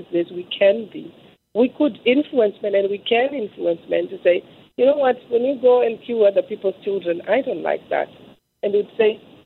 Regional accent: Zimbabwe; I'm from Zimbabwe originally

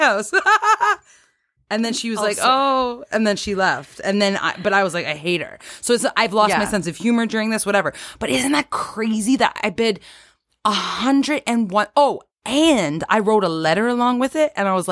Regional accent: Cambridge, Ontario, Canada; moved away as an adult; also born or lived in Toronto; I was born and raised in Cambridge, but I'm a recording artist and had to move to Toronto to pursue my music career

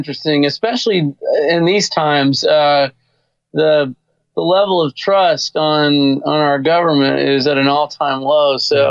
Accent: Arkansas, United States; now in Woodstock, United States; I live, you know, living in Woodstock. I'm from Arkansas originally.

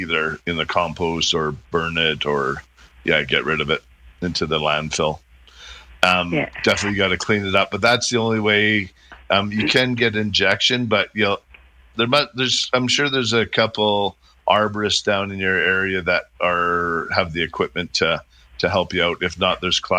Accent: Airdrie, Alberta, Canada; Yeah, and I'm from Airdrie.

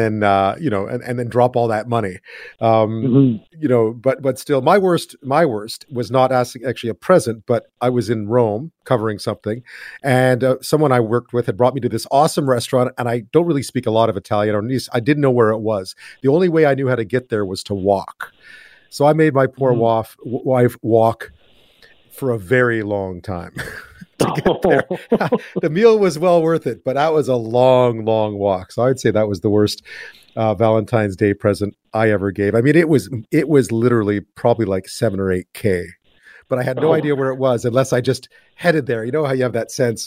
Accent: Quebec, Canada; I grew up in Quebec.

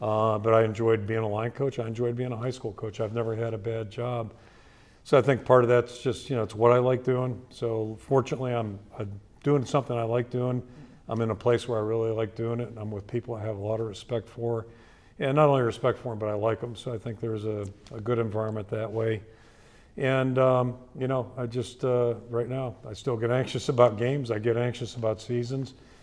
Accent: Pittsburgh, Pennsylvania, United States; now in Iowa, United States; I grew up in Pittsburgh.

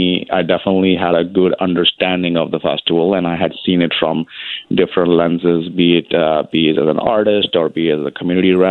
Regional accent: India; moved away as an adult; I was born and raised in India.

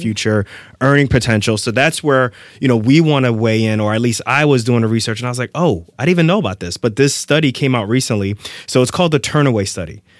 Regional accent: Irvington, New Jersey, United States; moved away; also born or lived in Lefrak City, Queens, New York; I grew up in Irvington, New Jersey, as well as Lefrac City

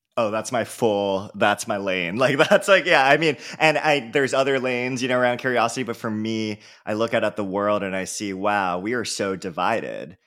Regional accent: San Francisco, California, United States; I was from San Francisco

